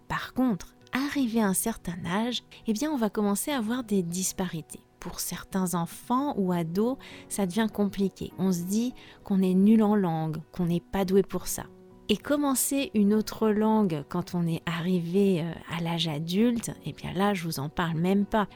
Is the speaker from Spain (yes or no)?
no; France; je suis française